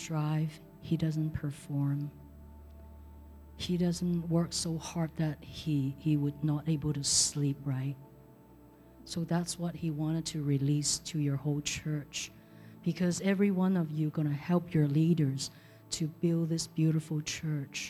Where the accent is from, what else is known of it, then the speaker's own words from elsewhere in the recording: Hong Kong; now in San Jose, United States; I came from Hong Kong